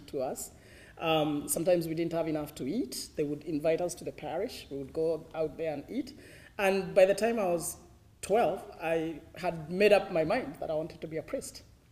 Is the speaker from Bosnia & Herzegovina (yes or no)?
no; Mitahato, Central Kenya, Kenya; moved away as an adult; now in Rwanda; I was born in Kenya, and I was born in a village called Mitahato. It's a small village in central Kenya